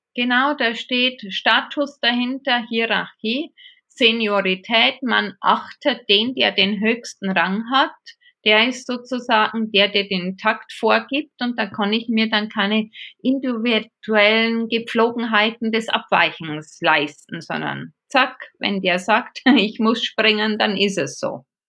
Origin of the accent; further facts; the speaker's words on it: Regensburg, Bavaria, Germany; accent: Bavarian; moved away as an adult; now in Munich, Germany; Ich habe einen sehr bayerischen Tonfall drauf. Ich komme aus Regensburg, lebe jetzt seit 25 Jahren in München.